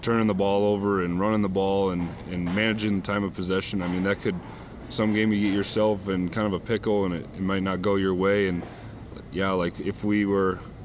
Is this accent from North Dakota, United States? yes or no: yes; Beach, North Dakota, United States; moved away as an adult; now in Fargo, United States; from Beach, North Dakota, and I am a general agriculture major